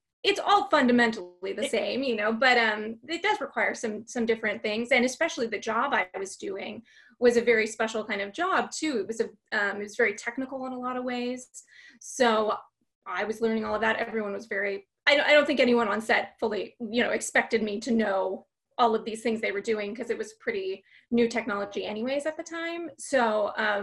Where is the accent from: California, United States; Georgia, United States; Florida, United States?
California, United States; Fullerton; I grew up in Orange County, California, a town called Fullerton